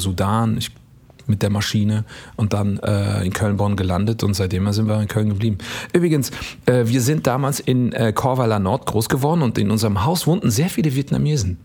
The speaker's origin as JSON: {"language": "German", "country": "Eritrea", "moved": "yes", "lives_now": "Germany", "said": "ich bin auch aus Eritrea"}